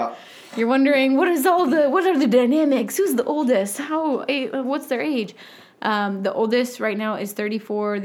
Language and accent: English; northern Indiana, United States; also born or lived in Syracuse, Indiana / Kimmell, Indiana / Goshen, Indiana / Elkhart, Indiana; I am from northern Indiana